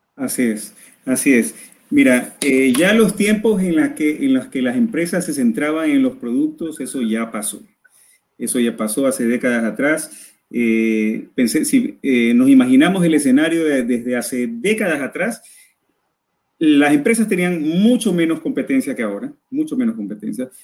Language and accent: Spanish; Ecuador